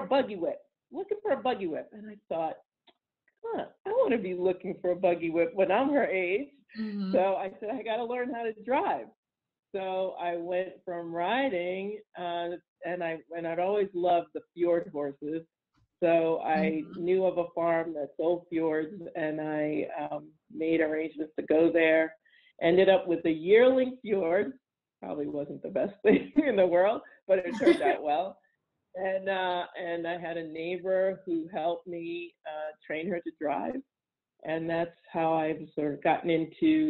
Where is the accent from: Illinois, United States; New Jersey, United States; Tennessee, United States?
New Jersey, United States; moved away; I'm from New Jersey originally, which, believe it or not, the part I was from is very much horse country and still is